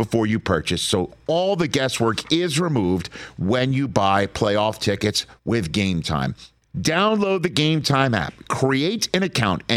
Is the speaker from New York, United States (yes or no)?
yes; New York, United States; I'm from New York